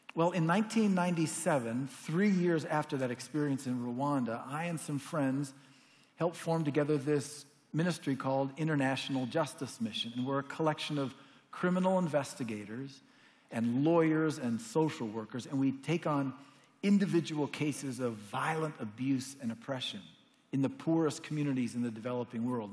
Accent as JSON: {"language": "English", "country": "United States", "said": "as an American Christian"}